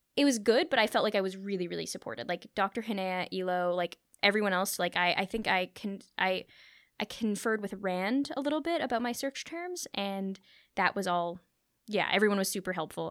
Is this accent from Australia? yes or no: no; Thornhill, Ontario, Canada; I grew up in Thornhill